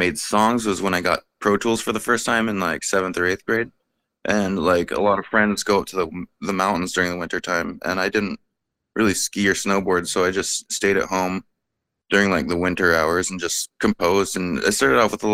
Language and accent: English; Bellingham, Washington, United States; I'm born and raised in Bellingham.